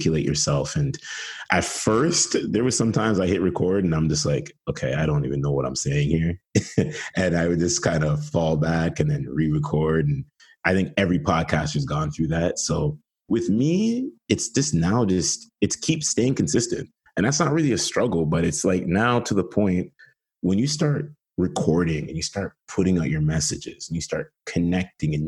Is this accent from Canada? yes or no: yes; Ontario, Canada; not being raised as a Canadian, even though I'm from here, but raised from the West Indian culture